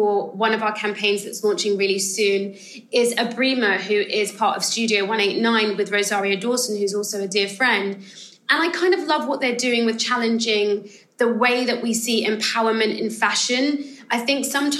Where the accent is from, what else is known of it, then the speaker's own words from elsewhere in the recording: United Kingdom; I'm a British-born Ghanaian, so I have like a slightly different kind of perspective too, because I'm kind of second generation. My family moved over to the UK